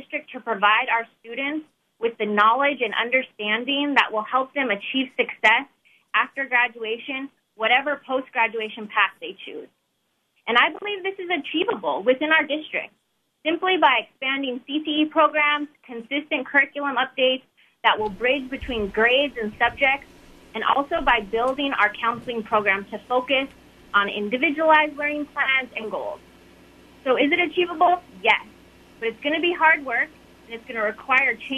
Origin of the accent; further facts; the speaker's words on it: King Cove, Alaska, United States; I'm from King Cove